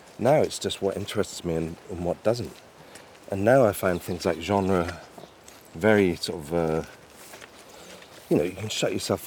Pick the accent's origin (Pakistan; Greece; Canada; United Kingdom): United Kingdom; Kingsbarns, Scotland; now in Cellardyke, United Kingdom; I was brought up in King's Barnes, now I live in Sellardike